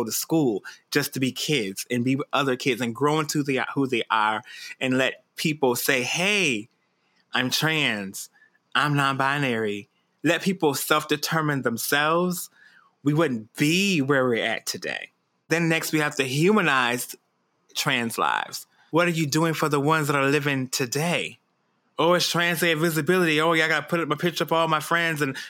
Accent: Detroit, Michigan, United States; when I was growing up in Detroit.

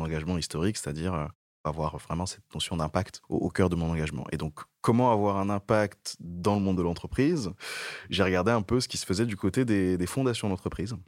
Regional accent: Niger; moved away as an adult; also born or lived in Togo; now in France; je suis né au Togo, j'ai grandi au Niger et je suis arrivé en France pour faire mes études

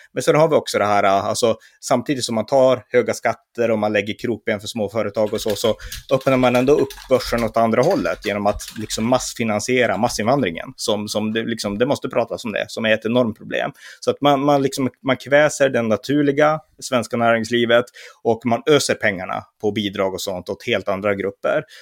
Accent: Sweden

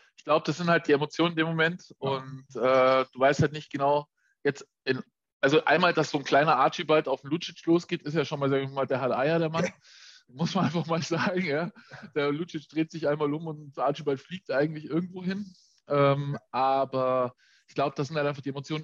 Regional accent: Augsburg, Bavaria, Germany; als Augsburger

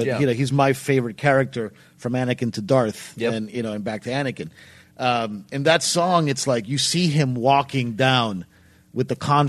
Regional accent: New York City, New York, United States; So I grew up in Manhattan

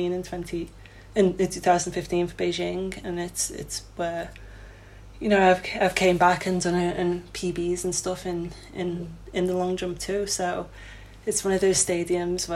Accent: Liverpool, North West England, United Kingdom; Wavertree, obviously my hometown in Liverpool, is where I trained

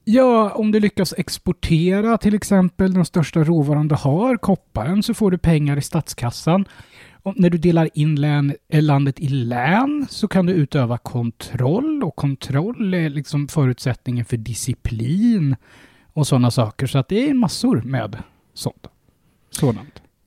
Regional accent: Sweden

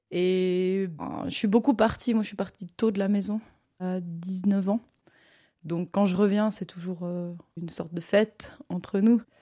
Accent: Morges, Vaud, Switzerland; je suis née à Morges euh, il y a 32 ans et euh, je suis euh, comédienne et musicienne basée dans la région vaudoise mais je travaille pas mal en France aussi.

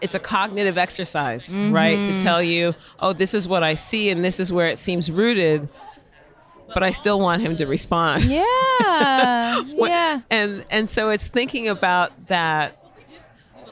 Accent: Cleveland, Ohio, United States; I grew up in Cleveland, Ohio

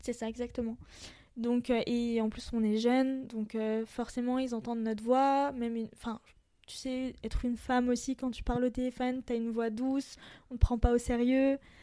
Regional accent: France; je suis d'origine libanaise. Je suis française aussi

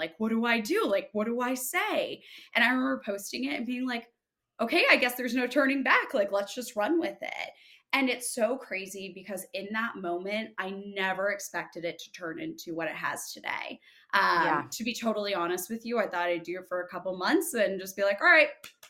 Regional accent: Massachusetts, United States; born there; So born in Massachusetts, moved around a lot for my dad's job, and then landed in the East Co

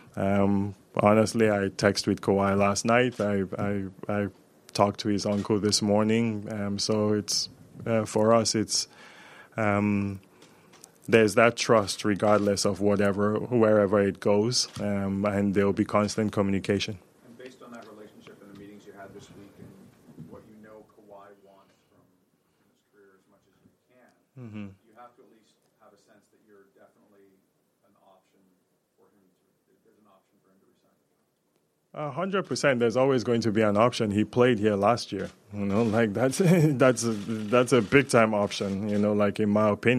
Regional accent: Zaria, Kaduna State, Nigeria; now in Canada; I'm from Zaria in northern Nigeria, and I find myself here

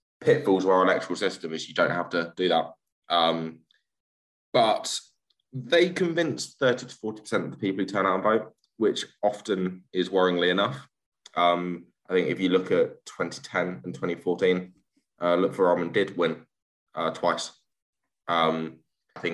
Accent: Peterborough, East of England, United Kingdom; moved away as an adult; also born or lived in Essex / Colchester / Tower Hamlets, London; now in London, United Kingdom; I grew up in Peterborough, which is about 45 minutes north of King's

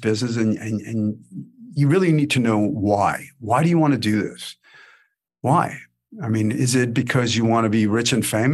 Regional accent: New York City, New York, United States; I grew up in Brooklyn in the 80s, you know, the 70s and the 80s

